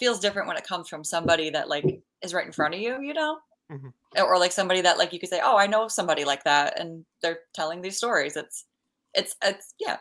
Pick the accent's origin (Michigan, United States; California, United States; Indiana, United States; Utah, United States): Michigan, United States; Dearborn Heights; now in Chicago, United States; I live in Chicago now, but I grew up in the suburbs of Detroit